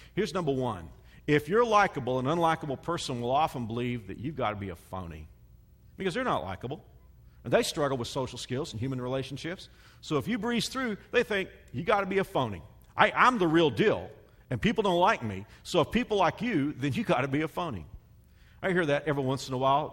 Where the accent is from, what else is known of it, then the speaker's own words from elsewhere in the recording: the South, United States; I'm from the South, so you know I'm from where people call everybody honey and darling